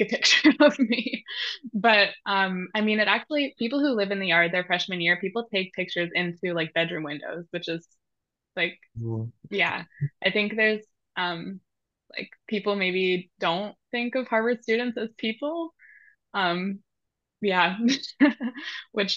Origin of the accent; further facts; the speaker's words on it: Montreal, Quebec, Canada; moved away as an adult; growing up in Canada